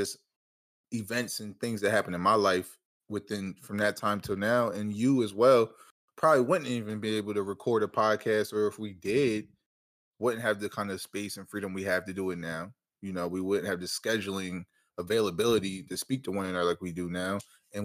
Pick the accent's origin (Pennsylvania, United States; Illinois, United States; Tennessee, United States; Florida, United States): Pennsylvania, United States; Harrisburg; moved away as an adult; now in Philadelphia, United States; I'm from Harrisburg, Pennsylvania. I live in Philly now.